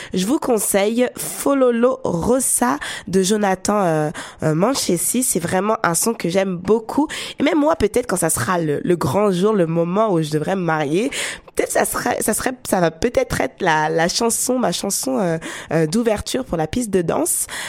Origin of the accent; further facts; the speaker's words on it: France; accent: French; moved away; la France, oui, mon pays natal, parce que en écoutant ma voix, on sait que je suis française, avec l'accent français